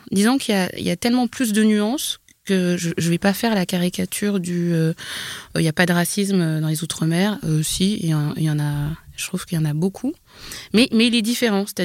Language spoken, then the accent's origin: French; Normandy, France; born there; par exemple, je suis née en Normandie, mais je comprends bien que, que par peut-être ma couleur de peau, ça correspond pas à ce qu'on a envie d'entendre.